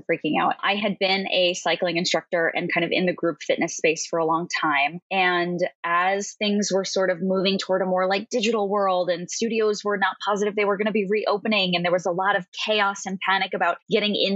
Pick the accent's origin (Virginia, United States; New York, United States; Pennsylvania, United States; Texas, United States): New York, United States; Long Island; also born or lived in Manhattan, New York; I am originally from Long Island, New York. Right now I live on the Upper East Side of Manhattan